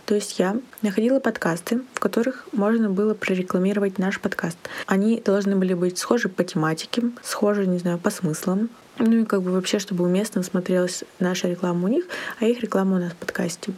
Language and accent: Russian; Yekaterinburg, Sverdlovsk Oblast, Russia; Студия подкастов «Венчур Медиа» в Екатеринбурге. откуда я родом